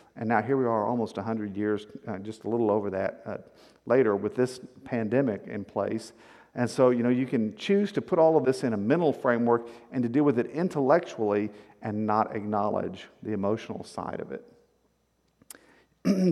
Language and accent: English; Victoria, Texas, United States; I grew up in South Texas on the coastal plains